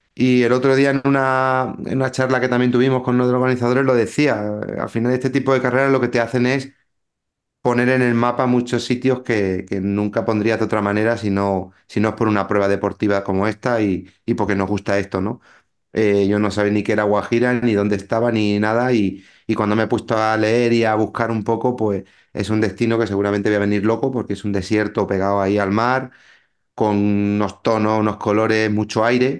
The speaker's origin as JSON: {"language": "Spanish", "area": "a town in the province of Málaga", "region": "Andalusia", "country": "Spain", "tie": "born or raised there", "said": "aquí en mi pueblo"}